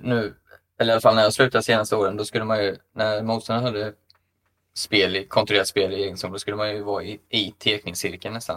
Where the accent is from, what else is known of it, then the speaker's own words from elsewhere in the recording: Linköping, Östergötland, Sweden; min hemstad Linköping